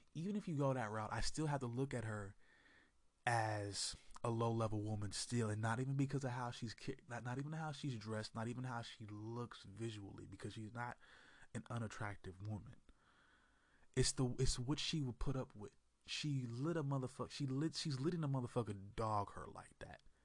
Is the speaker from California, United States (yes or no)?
yes; Oakland, California, United States; from the East Bay, Oakland, California uh, same city that I was born in long time ago